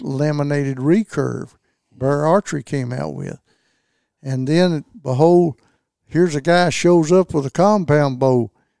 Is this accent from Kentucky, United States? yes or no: yes; Kentucky, United States; I was born and raised in Land Between the Lakes, and most everybody over there, you had a place to hunt.